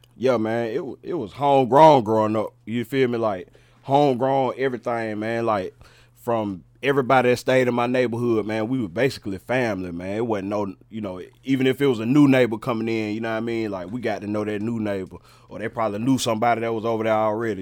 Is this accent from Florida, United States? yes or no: no; Charlotte, North Carolina, United States; I'm a I'm a, a West Mecklenburg baby